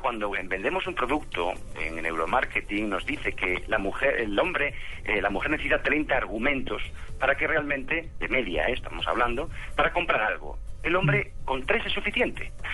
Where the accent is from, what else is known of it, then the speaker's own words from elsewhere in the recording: Spain; moved away as an adult; also born or lived in Barcelona; now in Colombia; Yo soy de España, soy de España